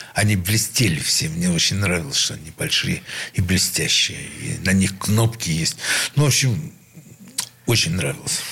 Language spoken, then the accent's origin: Russian; Saint Petersburg, Russia; Я родился в Санкт-Петербурге, ну, в Ленинграде